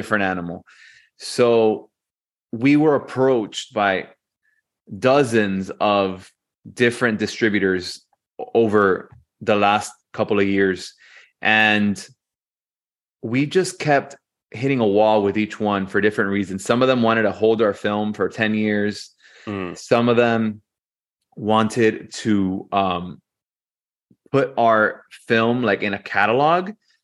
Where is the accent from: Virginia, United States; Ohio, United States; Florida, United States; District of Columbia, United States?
Florida, United States; Hialeah; We are Latinos from Hialeah, which is the most Latino part of Miami